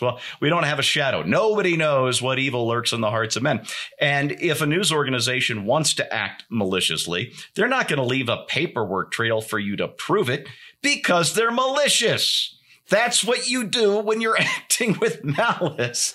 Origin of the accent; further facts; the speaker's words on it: United States; as an American who has maybe some issues with how liable is determined in this country